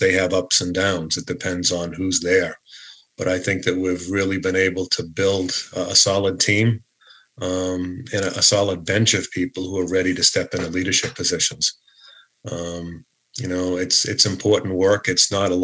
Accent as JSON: {"language": "English", "town": "Boston", "region": "Massachusetts", "country": "United States", "tie": "born or raised there", "accent": "Boston", "moved": "as an adult", "lives_now": "Northampton, United States", "said": "I grew up in Greater Boston, I came from a family who enjoyed those things. And When I moved out here to Western Massachusetts back in, I think, 1985"}